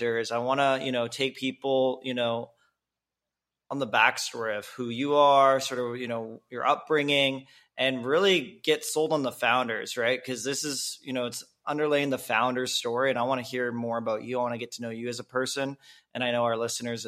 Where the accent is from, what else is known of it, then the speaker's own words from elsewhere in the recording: Kelowna, British Columbia, Canada; also born or lived in Bay Area, California; now in Mexico; from Canada, Kelowna, BC is my home